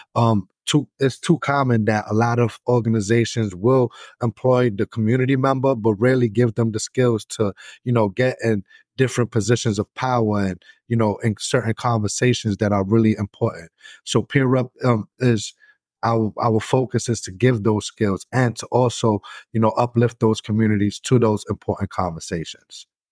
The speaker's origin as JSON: {"language": "English", "town": "New York City", "region": "New York", "country": "United States", "moved": "as an adult", "lives_now": "Buffalo, United States", "said": "I'm originally from New York City"}